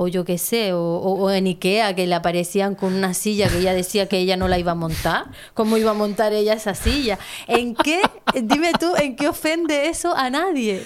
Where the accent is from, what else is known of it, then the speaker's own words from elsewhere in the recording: Teror, Canary Islands, Spain; yo nací aquí